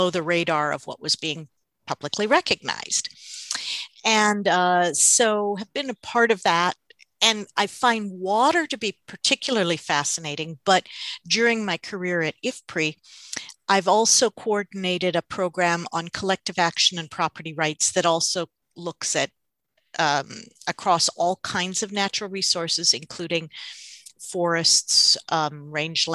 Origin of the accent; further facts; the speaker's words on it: South India, India; moved away; I grew up in South India in a semi-arid area.